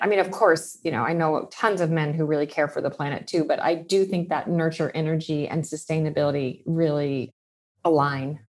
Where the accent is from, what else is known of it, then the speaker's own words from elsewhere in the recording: Pasadena, California, United States; I grew up in Pasadena in Southern California.